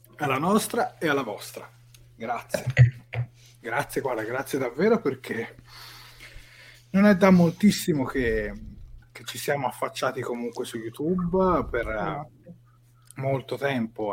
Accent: Tuscany, Italy; da toscano

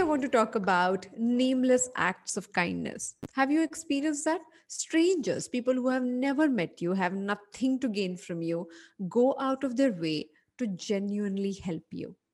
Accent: Mumbai, Maharashtra, India; a person who was born and brought up in Bombay

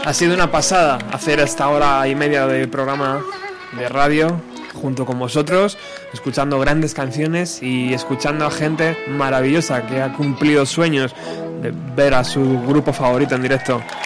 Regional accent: Spain; fan español

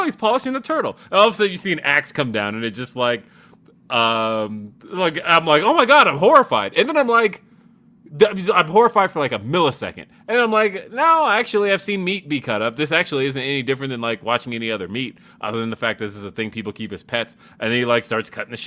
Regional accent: Los Angeles, California, United States; now in Denver, United States; I'm from Los Angeles

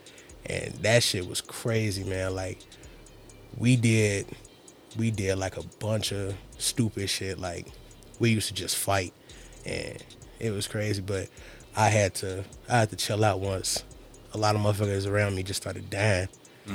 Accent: Maywood, Illinois, United States; I grew up on 9th, you know, like, I grew up in Maywood. I'm very Maywood-oriented

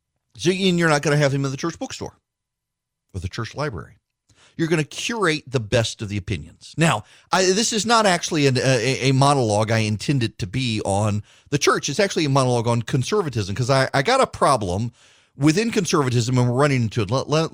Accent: Dubai, United Arab Emirates; Yes, we grew up in Dubai. My parents were in Abu Dhabi.

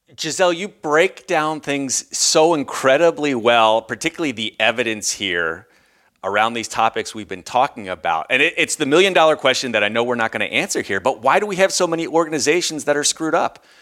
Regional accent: United States; moved away; also born or lived in Europe; we're both from the States, uh, Americans

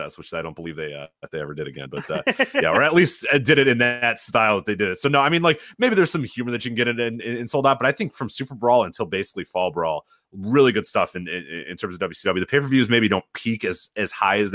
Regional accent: Chicago, Illinois, United States; I grew up in Chicago

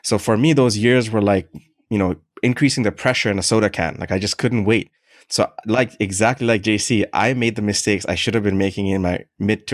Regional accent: Canada; also born or lived in Middle East; I grew up in Canada for the majority of my life

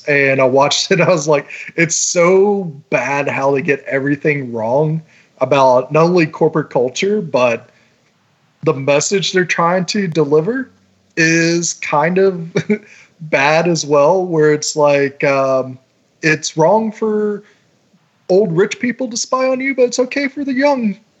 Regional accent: United States; What I'm drinking right now is a venti Americano from Starbucks because I am American.

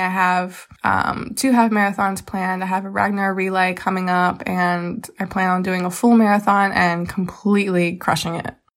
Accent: Reading, Pennsylvania, United States; I am from Reading, Pennsylvania

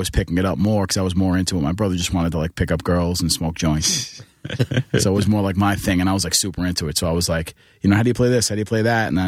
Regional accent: New York City, New York, United States; moved away as an adult; now in upstate New York, United States; Queens. I grew up in Bayside, Queens.

